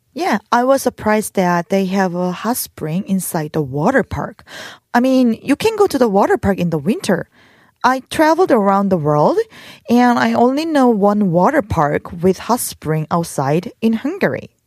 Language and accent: English; South Korea; My hometown was near Ulsan